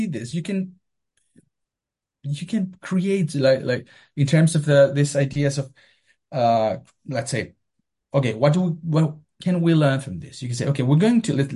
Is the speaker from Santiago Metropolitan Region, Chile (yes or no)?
yes; Melipilla, Santiago Metropolitan Region, Chile; moved away; I went to the National Library to read every single newspaper of my hometown